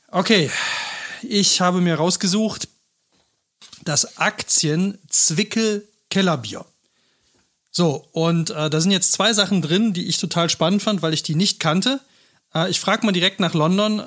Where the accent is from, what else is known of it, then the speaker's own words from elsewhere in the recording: Cologne, North Rhine-Westphalia, Germany; ich bin ja selber Rheinländer, Kölner